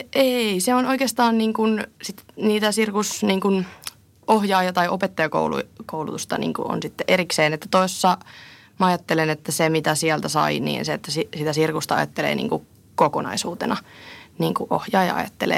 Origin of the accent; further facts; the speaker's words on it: Tampere, Pirkanmaa, Finland; also born or lived in Bristol, United Kingdom; mä oon tamperelainen direktööri